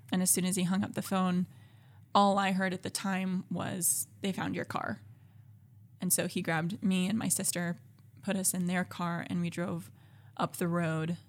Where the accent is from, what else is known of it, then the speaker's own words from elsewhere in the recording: Alabama, United States; moved away as an adult; I grew up in Alabama, um, with a Christian family